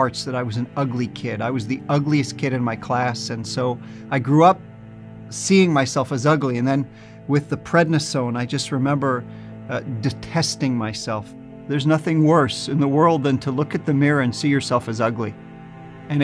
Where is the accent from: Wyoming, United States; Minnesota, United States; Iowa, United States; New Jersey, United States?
New Jersey, United States; born or raised there